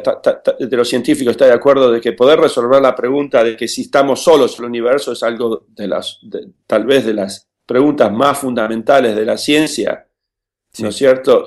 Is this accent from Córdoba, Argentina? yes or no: no; Buenos Aires, Argentina; also born or lived in Villa Regina, Río Negro, Argentina; crecí en Buenos Aires